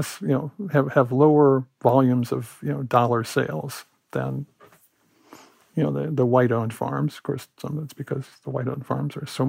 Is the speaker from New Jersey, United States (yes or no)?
no; Illinois, United States; moved away; also born or lived in Iowa; I grew up in Illinois, big important state, and I worked for 3 or 4 years in Iowa.